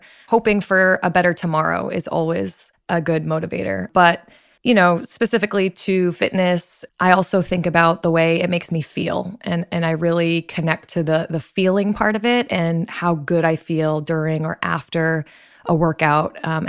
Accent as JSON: {"language": "English", "town": "Martha's Vineyard", "region": "Massachusetts", "country": "United States", "said": "I'm originally from Martha's Vineyard, Massachusetts. So I'm surrounded by the water, very active family."}